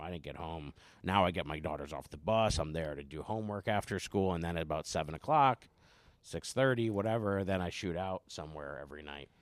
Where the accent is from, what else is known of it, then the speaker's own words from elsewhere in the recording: Carbondale, Pennsylvania, United States; moved away; I'm from Carbondale, Scranton, coal mine regions.